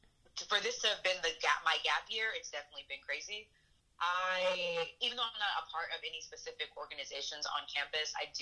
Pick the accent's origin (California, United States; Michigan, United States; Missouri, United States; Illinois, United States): California, United States; Barstow; now in Athens, United States; I am originally from Barstow, California, and I am a student at the University of Georgia